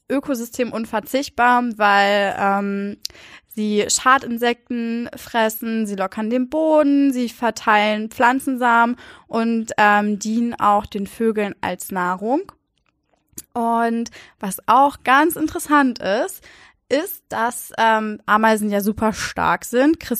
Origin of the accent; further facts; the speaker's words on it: Walsrode, Lower Saxony, Germany; ich bin in Walzrode zur Schule gegangen und unsere erste Klassenfahrt ging ähm, zum Jugendhof Idingen, also zehn Kilometer weg.